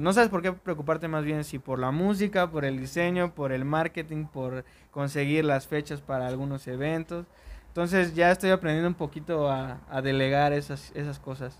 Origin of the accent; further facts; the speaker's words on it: Orizaba, Veracruz, Mexico; soy originario de Orizaba